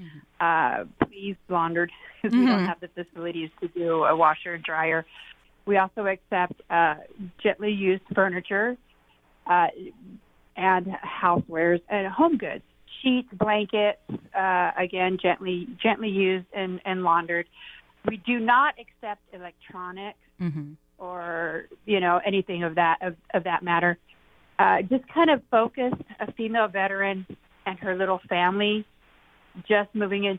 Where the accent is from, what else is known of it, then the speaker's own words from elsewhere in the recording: Graham County, Arizona, United States; I'm from Graham County